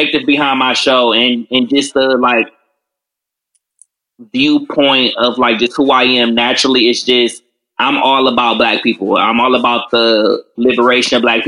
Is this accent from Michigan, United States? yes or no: yes; Detroit, Michigan, United States; also born or lived in Washington, D.C.; I am born and raised in Detroit, went to Renaissance